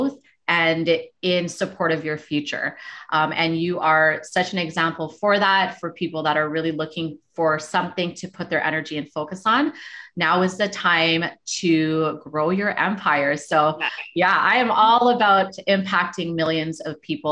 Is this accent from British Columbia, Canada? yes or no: no; Toronto, Ontario, Canada; moved away as an adult; I moved from Toronto when I was 19